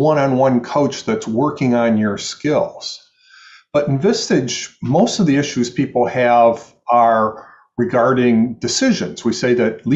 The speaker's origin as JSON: {"language": "English", "region": "Michigan", "country": "United States", "moved": "yes", "lives_now": "New York City, United States", "said": "I'm from the Midwest. I'm from Michigan, so people think that I'm nicer"}